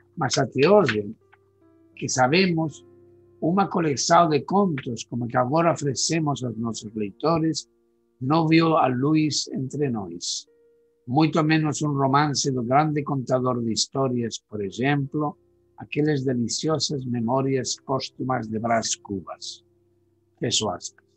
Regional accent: Spain

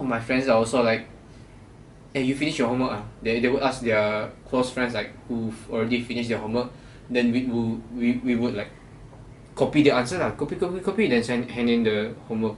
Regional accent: Kuala Belait, Belait, Brunei; moved away as an adult; now in Malaysia; the third one was my hometown, yeah, like KB

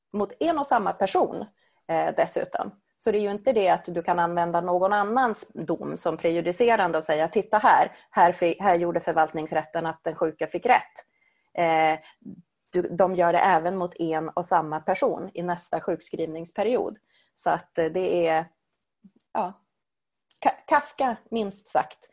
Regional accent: Sweden; Jag är född och uppvuxen i Sverige

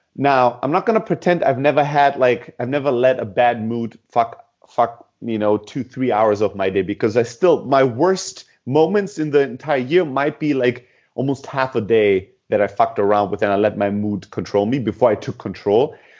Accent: Southern Germany, Germany; moved away; also born or lived in Greece; originally from Greece, uh, born and raised in Germany and the south of Germany

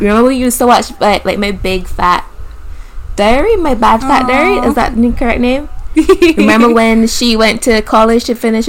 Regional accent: Barbados; now in Australia; I'm 20-something. I'm from Barbados originally, living in Australia

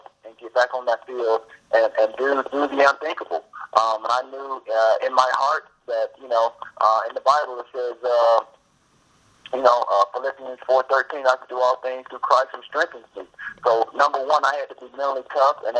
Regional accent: the South, United States; growing up in the South

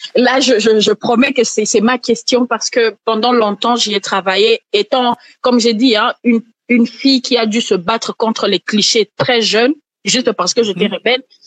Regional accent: Kisangani, Tshopo, DR Congo; now in Kinshasa, Democratic Republic of the Congo; j'ai grandi à Kisangani

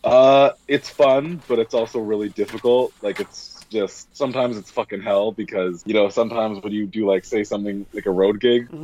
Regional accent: Vancouver, British Columbia, Canada; now in Toronto, Canada; I'm Canadian, so I was from Vancouver, and right now I'm just in Toronto

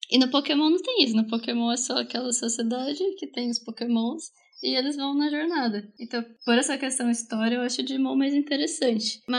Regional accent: Bauru, São Paulo, Brazil; eu cresci em Bauru também

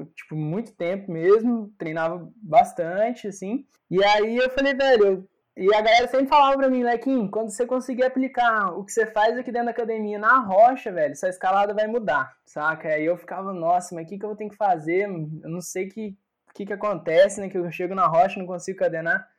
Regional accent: Itamonte, Minas Gerais, Brazil; moved away; uma cidade do interior, sabe? Eu vim de Itamonte. Então, era muito pequena a cidade

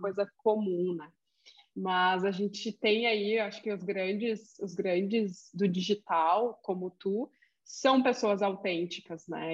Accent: Rio Grande do Sul, Brazil; accent: gauchês; sou gaúcha mesmo

